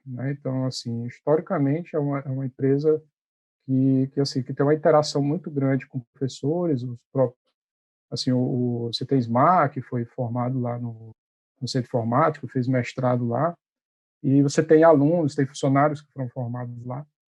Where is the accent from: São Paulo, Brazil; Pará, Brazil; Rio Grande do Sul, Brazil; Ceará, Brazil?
Ceará, Brazil; moved away as an adult; now in Recife, Brazil; sou cearense